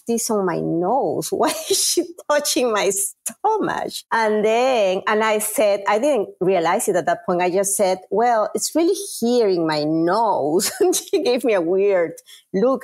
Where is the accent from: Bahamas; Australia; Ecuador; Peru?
Peru; English is a second language; moved away as an adult; now in United States; I am originally from Peru, South America